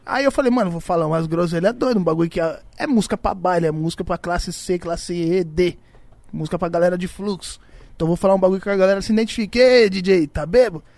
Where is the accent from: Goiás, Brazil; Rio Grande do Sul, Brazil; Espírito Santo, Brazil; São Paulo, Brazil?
São Paulo, Brazil; Iporanga; lá no Iporanga, onde eu, onde eu nasci lá, onde eu fui criado